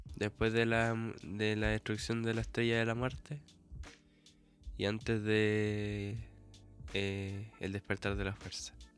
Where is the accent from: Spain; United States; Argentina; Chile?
Chile